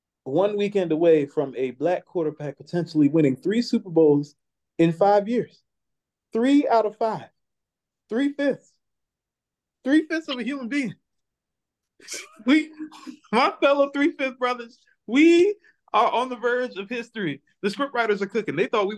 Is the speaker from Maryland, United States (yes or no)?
yes; Maryland, United States; I'm from Maryland, so I was rooting for the Ravens hard. Went to school in Baltimore